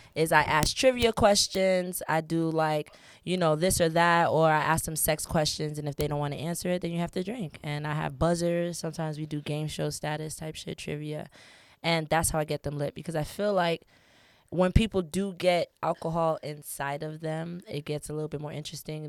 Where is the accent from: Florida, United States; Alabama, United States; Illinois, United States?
Florida, United States; Fort Lauderdale; also born or lived in New York; I'm originally from New York, but I was raised in South Florida, Fort Lauderdale, Florida